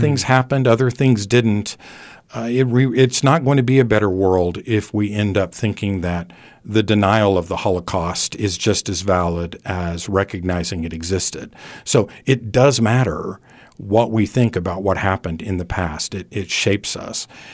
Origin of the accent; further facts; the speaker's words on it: California, United States; now in Abilene, Texas, United States; I grew up in California